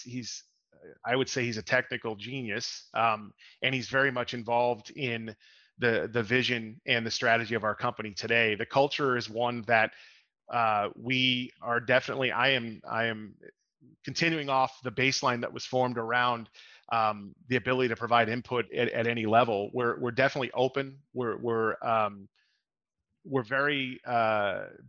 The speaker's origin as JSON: {"language": "English", "town": "Boston", "region": "Massachusetts", "country": "United States", "tie": "born or raised there", "moved": "yes", "lives_now": "Lake Mary, United States", "said": "I'm actually out of Orlando, Florida, in the Lake Mary area, although I grew up in the Boston area"}